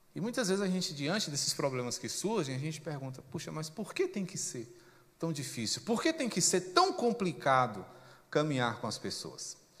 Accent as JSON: {"language": "Portuguese", "country": "Brazil", "said": "porque somos brasileiros"}